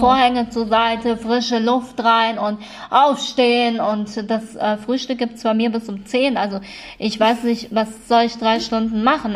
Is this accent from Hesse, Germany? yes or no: yes; Kassel, Hesse, Germany; in Kassel ist das ja so, naja, ist halt eine, eine sehr schöne Stadt, ähm, auch wenn wir nicht so viel Touristen haben